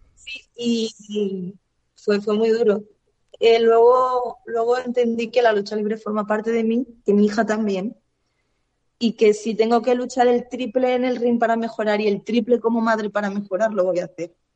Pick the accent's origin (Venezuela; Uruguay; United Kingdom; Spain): Spain; mi país